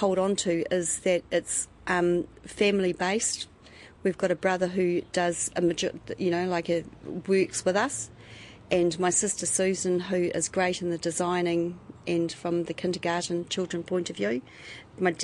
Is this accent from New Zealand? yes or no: yes; Otaki, Wellington, New Zealand; also born or lived in Auckland; I hail from Otaki, from Ngāti Raukua Marae